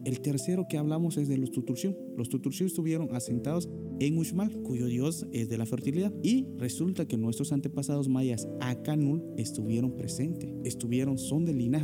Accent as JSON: {"language": "Spanish", "town": "Nunkiní", "region": "Campeche", "country": "Mexico", "said": "De Nunquini"}